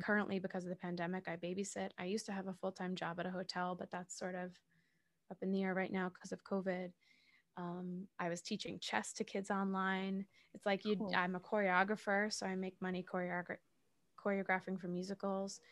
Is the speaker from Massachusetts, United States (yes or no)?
yes; Massachusetts south of Boston, United States; now in New York City, United States; I live in New York City. I'm originally from Massachusetts south of Boston